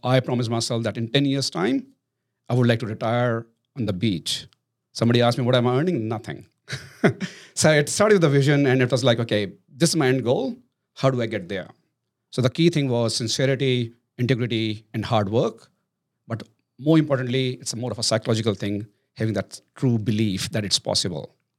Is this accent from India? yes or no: yes; India; moved away as an adult; now in Australia; I'm Indian